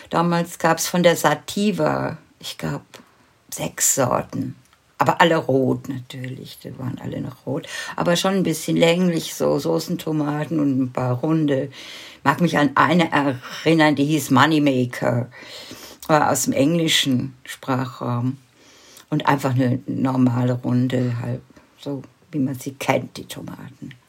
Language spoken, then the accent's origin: German; Wuppertal, North Rhine-Westphalia, Germany; born there; ich bin ja in Deutschland geboren und zwar in Wuppertal. Und, aber in einem ganz kleinen Dorf am Rande der Stadt.